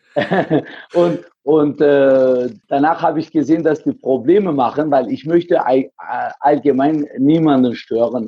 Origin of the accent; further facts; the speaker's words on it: Heilbronn, Baden-Württemberg, Germany; ich komme aus Heilbronn